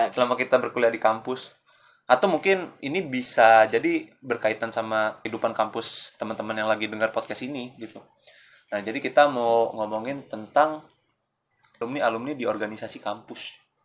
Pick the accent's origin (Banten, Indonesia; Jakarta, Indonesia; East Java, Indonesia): Jakarta, Indonesia; gua orang Jakarta